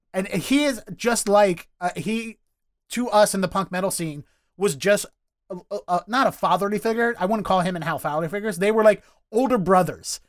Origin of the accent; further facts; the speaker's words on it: Dundalk, Maryland, United States; accent: Baltimore; now in Boston, United States; I grew up in Dundalk, which is technically the county